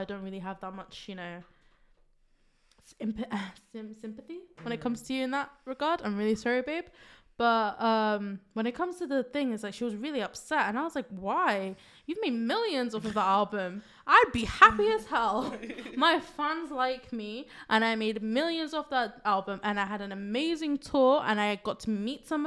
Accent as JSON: {"language": "English", "region": "England", "country": "United Kingdom", "tie": "born or raised there", "said": "Don't believe my accent. I was born here, so I have to have this accent."}